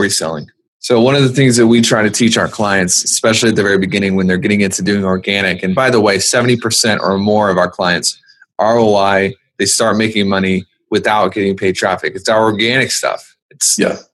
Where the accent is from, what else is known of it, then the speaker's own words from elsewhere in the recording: the South, United States; I'm from the South